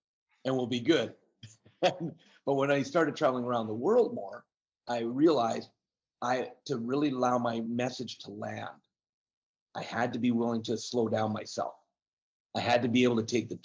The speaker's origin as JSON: {"language": "English", "country": "Canada", "said": "being Canadian"}